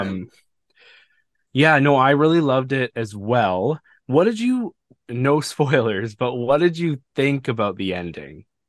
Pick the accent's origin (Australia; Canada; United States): Canada; I'm Canadian